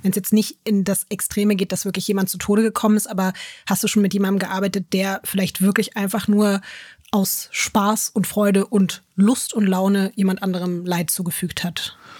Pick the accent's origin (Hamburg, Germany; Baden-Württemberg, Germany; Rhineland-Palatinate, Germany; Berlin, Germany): Berlin, Germany; Ja, also ich habe in Berlin Berlin schon, glaube ich, mit elf oder so meine erste schlimme Schlägerei und mit zwölf, glaube ich, die erste schlimme Messerstecherei gesehen.